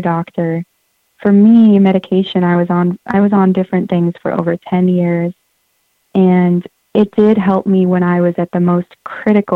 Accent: Santa Cruz, California, United States; I grew up in Santa Cruz

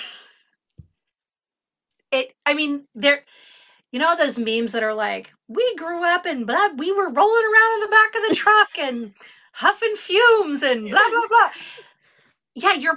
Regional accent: Richmond, California, United States; I grew up in the Bay Area

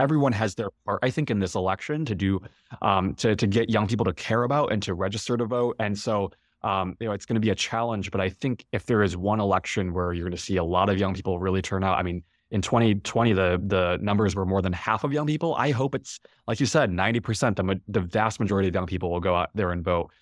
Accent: Chicago, Illinois, United States; I'm from Chicago and I remember seeing the two thousand eight, um, you know, inauguration, uh, in Grant Park, um, from home

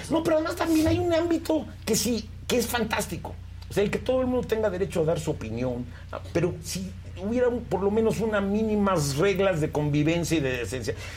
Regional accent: Mexico; qué somos los mexicanos

